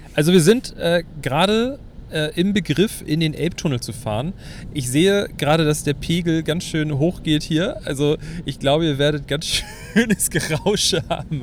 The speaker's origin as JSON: {"language": "German", "region": "Hamburg", "country": "Germany", "said": "bei uns in Hamburg"}